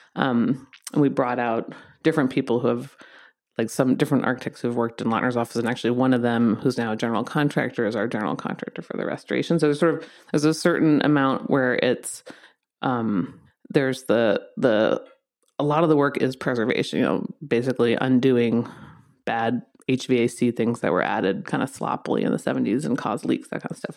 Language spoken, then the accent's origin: English; East Coast, United States; moved away as an adult; also born or lived in London; now in Los Angeles, United States; I'm from the East Coast